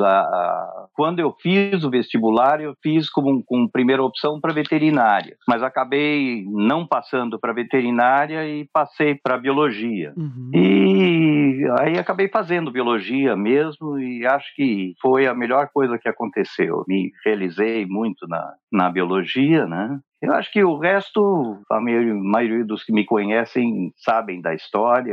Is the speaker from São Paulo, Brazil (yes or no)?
yes; São Paulo, Brazil; also born or lived in São Vicente, São Paulo, Brazil; eu sou nascido em São Vicente, Olha aí. aí em São Paulo. E morei em São Vicente até os seis anos de idade. E aí mudei para São Paulo, capital mesmo